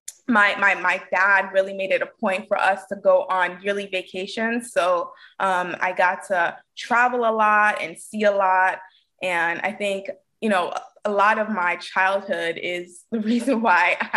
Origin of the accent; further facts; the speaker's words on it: New York City, New York, United States; I'm born and raised in Brooklyn, New York